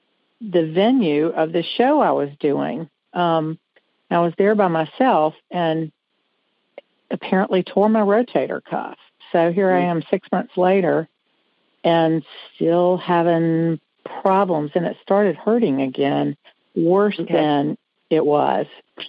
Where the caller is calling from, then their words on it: Greenville, South Carolina, United States; I'm calling from Greenville, South Carolina.